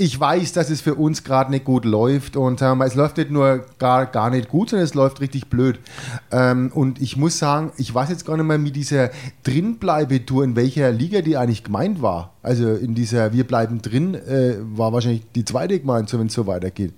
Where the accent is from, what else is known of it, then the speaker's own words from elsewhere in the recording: Franconia, Bavaria, Germany; man ist ja als Franke da immer ein bisschen Vorurteil belastet